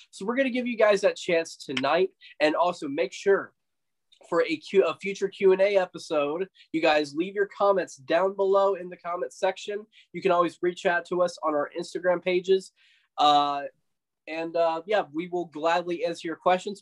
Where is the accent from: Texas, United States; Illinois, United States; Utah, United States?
Texas, United States; West; now in Dallas, United States; I grew up in West Texas for nine years